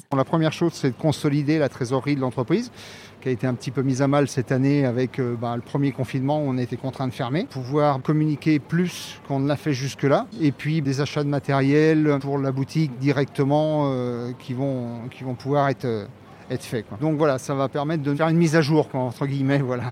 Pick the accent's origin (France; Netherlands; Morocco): France; Allier, Auvergne-Rhône-Alpes; also born or lived in Paris; now in Clermont-Ferrand, France; On est originaire de la région, on est originaire de l'Allier